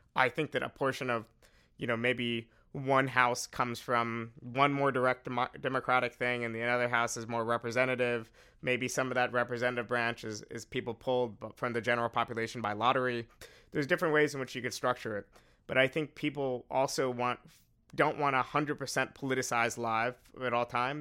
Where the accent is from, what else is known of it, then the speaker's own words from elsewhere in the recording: New York, United States; I'm from New York